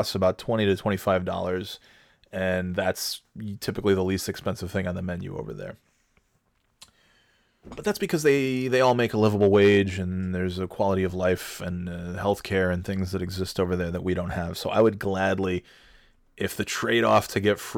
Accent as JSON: {"language": "English", "country": "United States", "said": "I'm from America"}